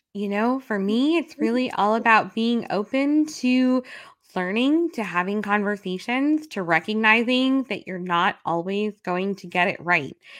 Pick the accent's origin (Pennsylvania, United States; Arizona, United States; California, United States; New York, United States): New York, United States; New York City; I'm a New Yorker